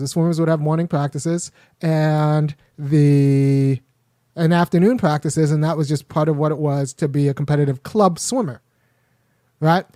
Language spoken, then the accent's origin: English; Los Angeles, California, United States; as a young boy growing up in Los Angeles, I was about three miles away from the eighty-four Olympics. It's in Baldwin Hills.